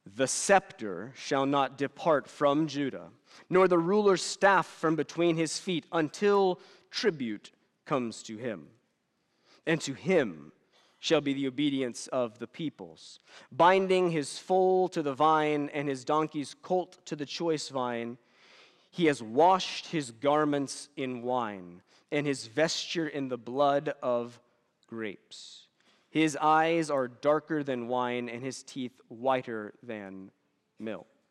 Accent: United States; I'm as American as it gets

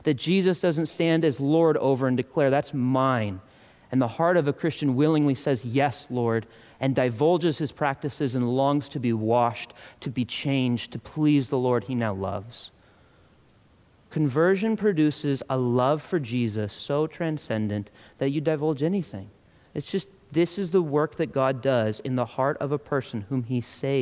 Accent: United States; I'm an American

